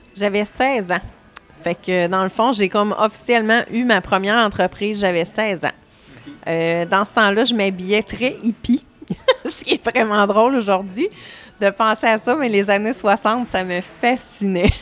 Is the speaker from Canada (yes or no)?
yes; Saint-Georges, Quebec, Canada; je viens de Saint-Georges-de-Beauce